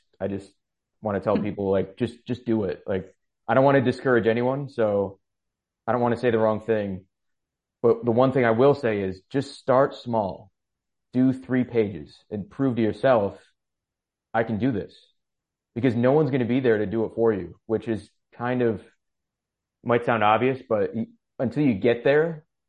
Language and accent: English; New York, United States; Upstate New York.